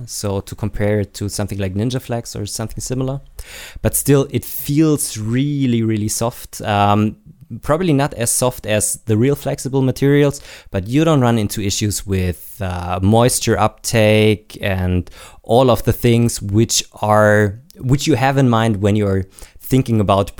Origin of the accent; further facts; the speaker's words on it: Baden-Württemberg, Germany; I am actually from Baden-Württemberg. I'm living just at the border, but not a Bavarian.